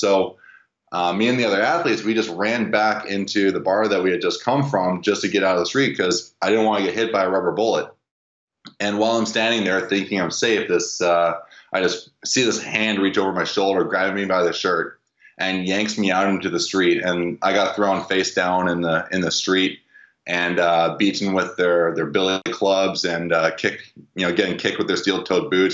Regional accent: Vancouver, British Columbia, Canada; I'm from Vancouver

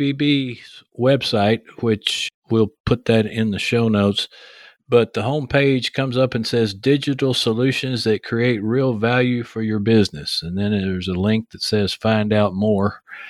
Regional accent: the South, United States; accent: southern; my southern accent

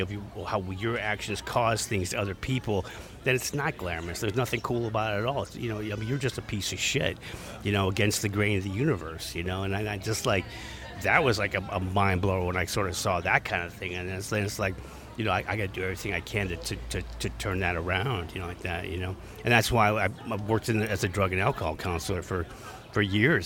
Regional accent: San Francisco, California, United States; I'm from San Francisco

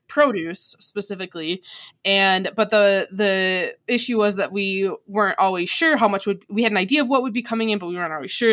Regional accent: DeKalb, Illinois, United States; I was actually born in DeKalb, Illinois.

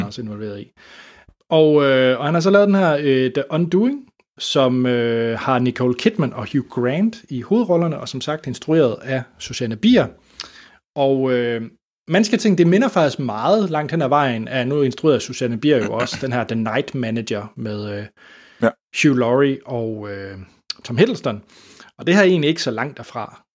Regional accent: Denmark; som dansker

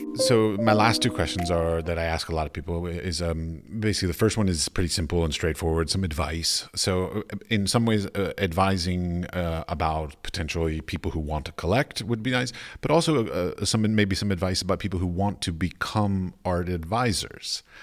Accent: United States; moved away; as an American

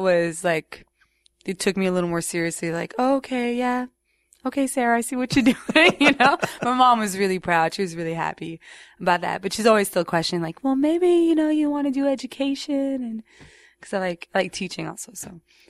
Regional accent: Montreal, Quebec, Canada; I grew up in Roxborough, which is the west side of the island, because Montreal is an island. So it's the west side, very English kind of neighborhood

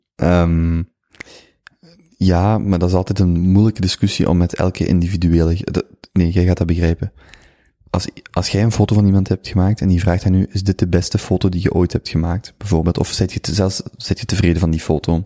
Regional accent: Flanders, Belgium; moved away as an adult; also born or lived in Vienna / Germany / Brazil; ik voel mij Vlaming

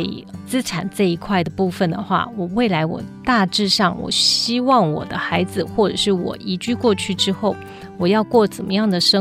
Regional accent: Taiwan; 那我又没有绿卡，我是台湾人，

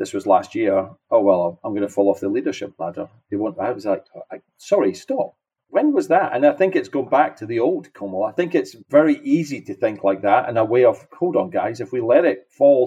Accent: Scotland, United Kingdom; now in Houston, United States; I'm not from Houston originally. I'm from Scotland. You can tell my accent.

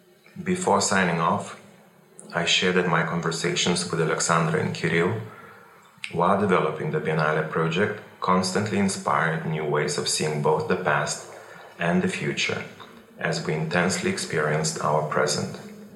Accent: Lithuania; I was born and formed in Lithuania when it was part of the Soviet Union. I have lived through the Soviet Union's dissolution in 1989, and I have witnessed and enjoyed my country's development ever since.

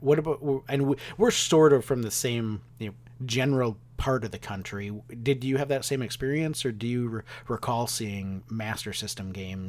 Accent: Wisconsin, United States; They were not common where I grew up in Wisconsin.

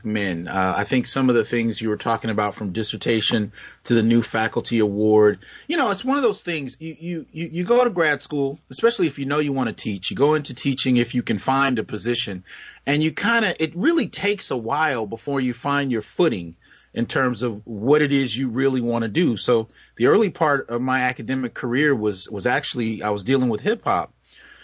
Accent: New York City, New York, United States; I was born in Brooklyn, New York in you know, the early 70s

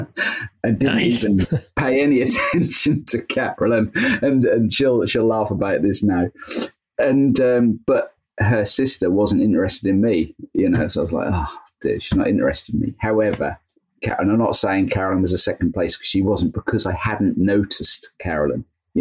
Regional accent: Belton, East of England, United Kingdom; also born or lived in Great Yarmouth; Yeah, pretty much. I was born actually in Great Yarmouth, which is like the neighboring town. Okay. And moved to Belton. So I spent most of my time in Belton, which again is another neighboring town, then moved to Golston after I got married.

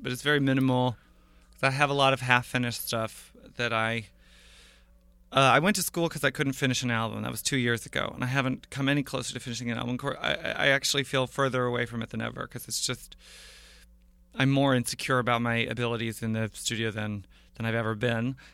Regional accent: Portland, Oregon, United States; moved away as an adult; also born or lived in Sarah Lawrence College, New York; now in Brooklyn, United States; I was born in Portland, Oregon. I, I, I grew up there

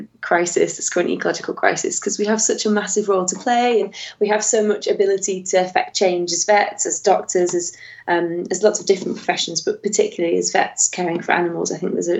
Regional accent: Warrington, North West England, United Kingdom; moved away as an adult; I grew up in Warrington, which is directly between Manchester and Liverpool.

